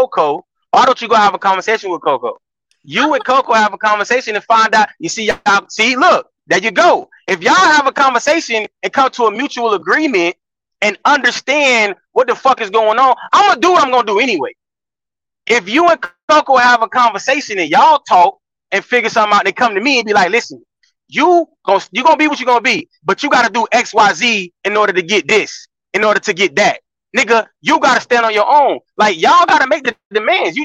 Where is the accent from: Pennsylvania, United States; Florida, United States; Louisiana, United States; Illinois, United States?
Florida, United States; I'm from Florida